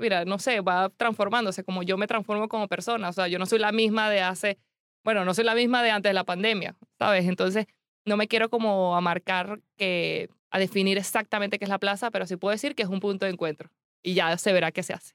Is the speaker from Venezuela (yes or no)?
yes; Venezuela; moved away as an adult; now in Spain; yo soy demasiado venezolana